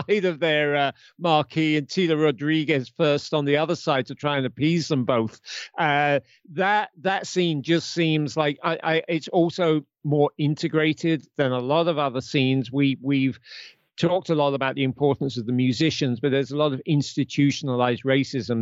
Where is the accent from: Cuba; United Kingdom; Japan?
United Kingdom; I'm a Brit